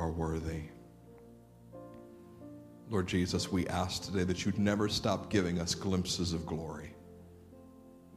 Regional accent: United States; American Christians

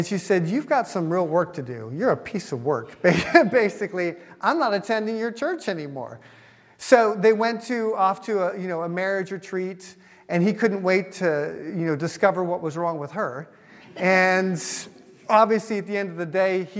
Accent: United States; I'm an American

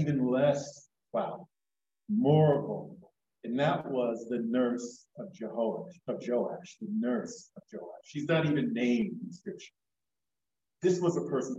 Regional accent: Florida, United States; moved away; also born or lived in New York; when I visit family back home. I'm from Florida, originally in New York

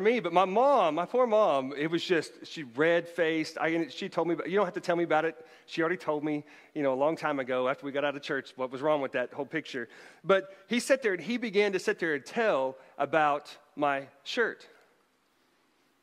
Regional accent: Bartlesville, Oklahoma, United States; my hometown of Bartlesville, Oklahoma

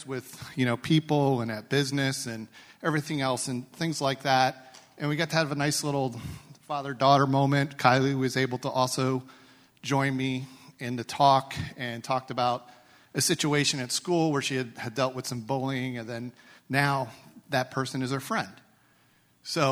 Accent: United States; I'm an American

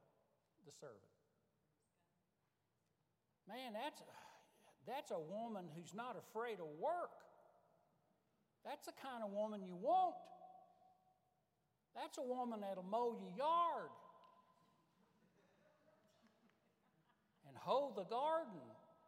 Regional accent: Marstown, Tennessee, United States; moved away as an adult; also born or lived in Wilmore, Kentucky; I was from Marstown, Tennessee.

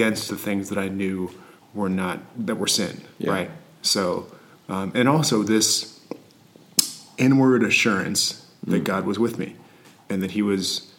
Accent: St. Louis, Missouri, United States; growing up in the St. Louis area

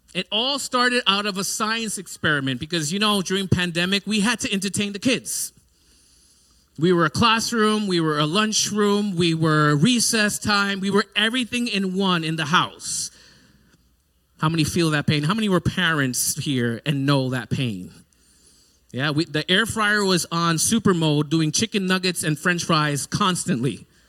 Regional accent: New York City, New York, United States; growing up in New York City, we had to have some self defense mechanisms

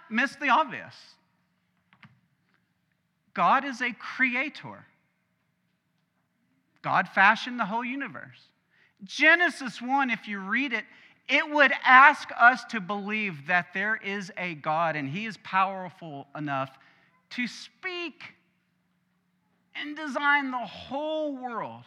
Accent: Arkansas, United States; We're from Arkansas, my family that is

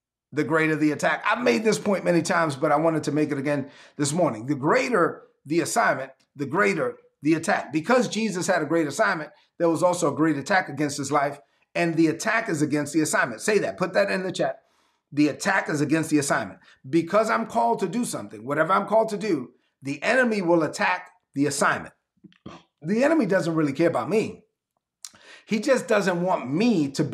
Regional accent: New York City, New York, United States; I was born and raised in East New York, Brooklyn

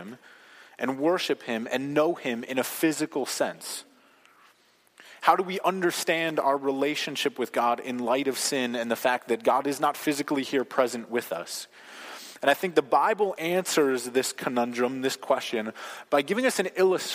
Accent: United States; as American Christians

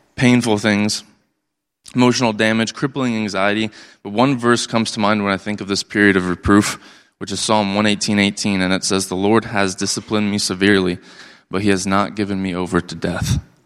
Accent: Port Angeles, Washington, United States; I was born and raised in Port Angeles, Washington

